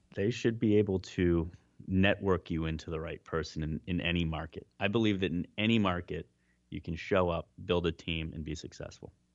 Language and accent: English; Cleveland, Ohio, United States; moved away; also born or lived in Melbourne, Australia; my hometown of Cleveland